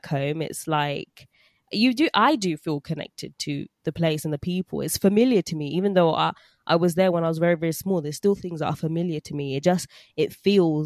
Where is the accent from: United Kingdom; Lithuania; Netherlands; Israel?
United Kingdom; London; we grew up in, like, North London